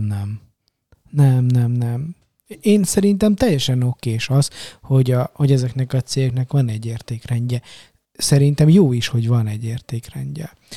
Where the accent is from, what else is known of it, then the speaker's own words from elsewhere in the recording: Romania; now in Hungary; Románia, tudod, kommunizmus, meg Ceausescu diktatúra, és és magyarként, meg keresztényként, meg mit tudom én, egy csomó szempontból ilyen kisebbség vagyok, meg voltam